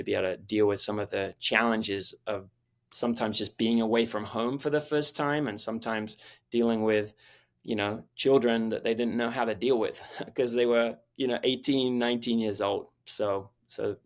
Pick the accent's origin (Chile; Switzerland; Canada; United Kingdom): United Kingdom; England; moved away as an adult; also born or lived in Philadelphia / Austin, Texas; now in St. Augustine, United States; I was born and raised in England